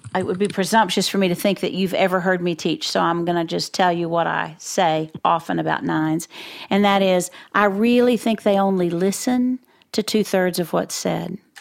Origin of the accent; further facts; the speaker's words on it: Floydada, Texas, United States; I'm from Floyd A to Texas